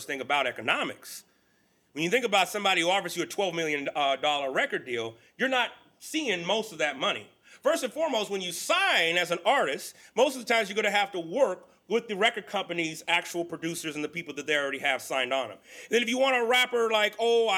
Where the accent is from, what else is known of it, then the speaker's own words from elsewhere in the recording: Central Valley of California, United States; also born or lived in Texas; I grew up in the Central Valley of California.